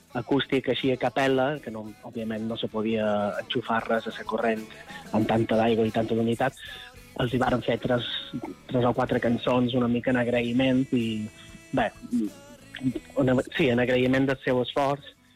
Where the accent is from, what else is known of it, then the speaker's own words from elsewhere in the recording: Son Servera, Balearic Islands, Spain; nosaltres som de Son Cervera, de Llevant mallorquí, i allà en el litoral de Son Cervera, la joia de la corona és una petita cala que seria Esport Nou, que és on nosaltres vàrem passar la infància